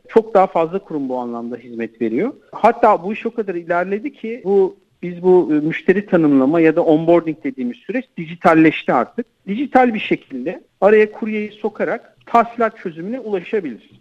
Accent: Turkey; Türkler olarak biz

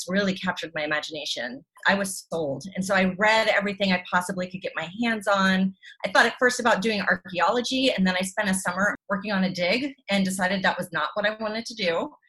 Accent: the panhandle of Florida, United States; I grew up in the panhandle of Florida in the 1980s, 70s

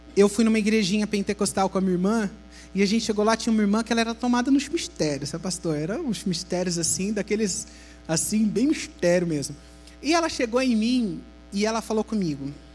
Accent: Brazil; moved away as an adult; also born or lived in Italy; Eu saí do Brasil muito rápido, com 18 anos eu já morei fora

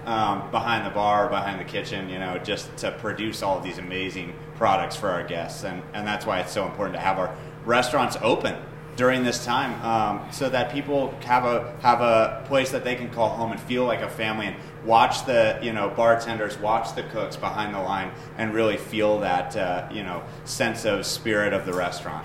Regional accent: Iowa, United States; now in Colorado, United States; I grew up in Iowa

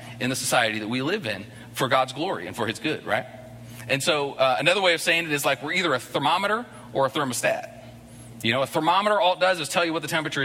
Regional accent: United States; moved away as an adult; I'm an American living in this place where there's probably 20, 30 Americans in the whole city

